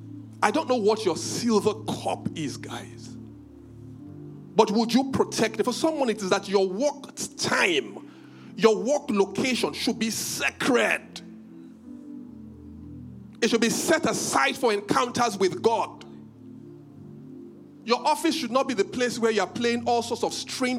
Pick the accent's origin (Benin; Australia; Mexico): Benin; I'm from Benin